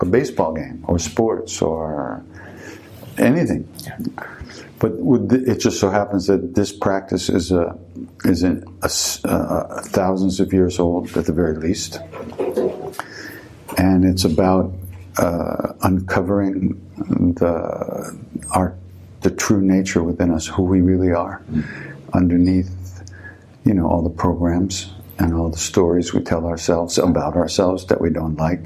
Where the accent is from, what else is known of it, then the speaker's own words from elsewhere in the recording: Long Island, New York, United States; I grew up on Long Island, and not much is real there